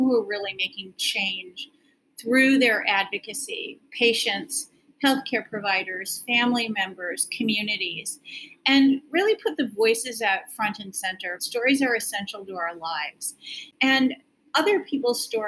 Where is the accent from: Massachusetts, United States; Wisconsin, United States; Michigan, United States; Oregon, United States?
Wisconsin, United States; Milwaukee; I grew up in the suburbs of Milwaukee